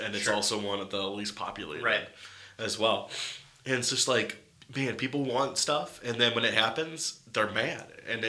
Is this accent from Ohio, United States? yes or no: yes; Geneva, Ohio, United States; born or raised there